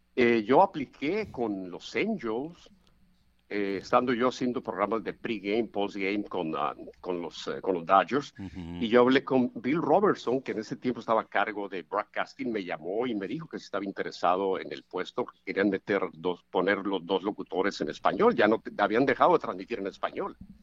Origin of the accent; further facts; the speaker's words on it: El Roble, Sinaloa, Mexico; moved away; yo crecí en el, en el Roble, básicamente, hasta mi edad de 14, 15 años